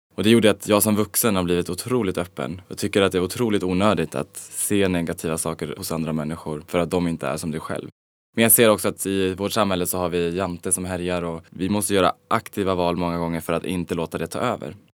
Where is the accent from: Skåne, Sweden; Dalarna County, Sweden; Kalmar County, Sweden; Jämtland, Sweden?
Dalarna County, Sweden; Falun; moved away as an adult; also born or lived in Stockholm; now in Los Angeles, United States; i lilla Falun där jag växte upp